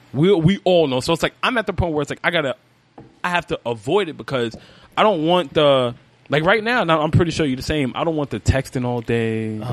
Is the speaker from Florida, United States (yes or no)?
no; New York City, New York, United States; also born or lived in Brooklyn; I didn't grow up in Brooklyn. I grew up in Spanish Harlem. I didn't move to Brooklyn full time until I was like 15 because my mother lived out here. So I was in and out since I was like 7.